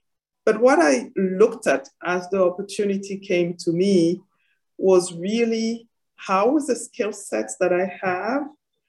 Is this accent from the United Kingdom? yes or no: no; Senegal; born there; also born or lived in Côte d'Ivoire / Ethiopia / Paris; My journey started, as you mentioned, in Senegal. I was born in Senegal. From parents originally from Mali and Niger.